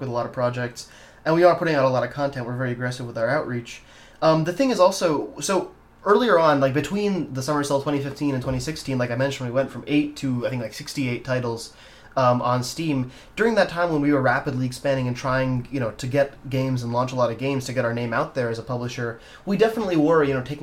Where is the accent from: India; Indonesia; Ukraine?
India; moved away; I'm from India originally, and I have family there.